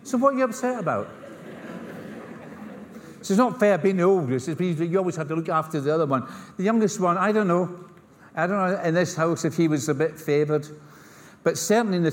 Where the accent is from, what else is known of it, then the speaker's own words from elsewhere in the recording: Scotland, United Kingdom; accent: Scottish; I come from Scotland. This is not an English accent. this is a Scottish accent.